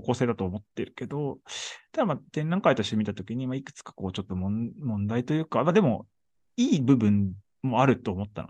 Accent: Shizuoka, Japan; moved away; 僕静岡出身

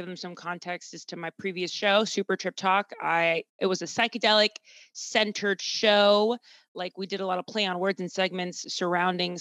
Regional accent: Boston, Massachusetts, United States; moved away as an adult; now in New York City, United States; I'm from Boston originally

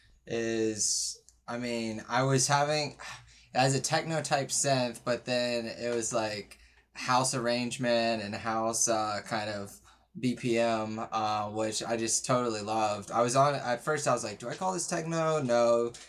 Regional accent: Houston, Texas, United States; I'm from Houston

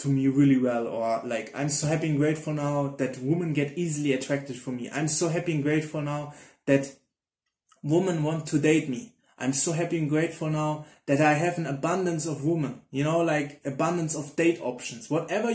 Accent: Germany; I'm from Germany

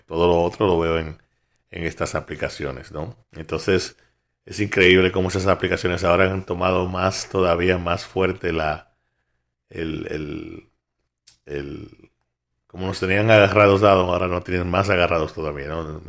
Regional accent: New York, United States; yo como soy de Nueva York

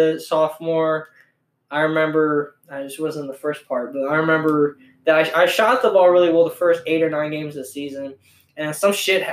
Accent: La Porte, Indiana, United States; I'm from LaPorte, Indiana. I was born in LaPorte, not Asia

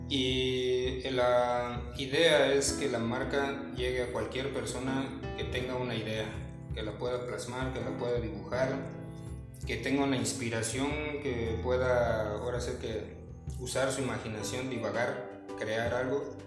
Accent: Cancún, Quintana Roo, Mexico; also born or lived in Mexico City; yo soy originario de la Ciudad de México, pero la verdad es que crecí por aquí, en la zona

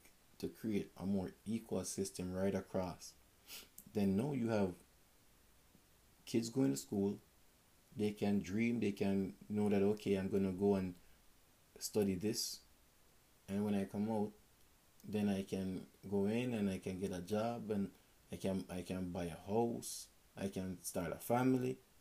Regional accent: Jamaica; moved away; I'm Jamaican

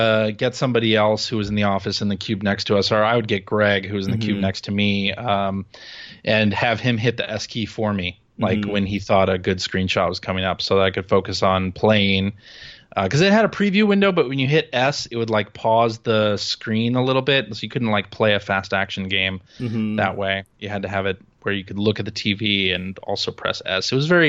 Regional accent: Chicago, Illinois, United States; I grew up in Chicago. That's right.

